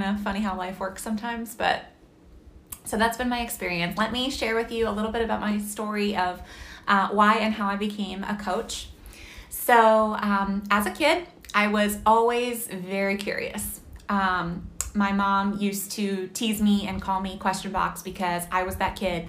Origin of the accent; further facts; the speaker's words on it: Massachusetts, United States; moved away as an adult; also born or lived in Pennsylvania; I grew up in Massachusetts, and then I ended up going to college in Pennsylvania